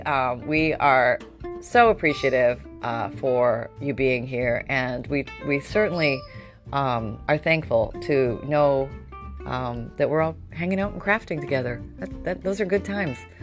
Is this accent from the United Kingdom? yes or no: no; Canada; moved away; I grew up in Canada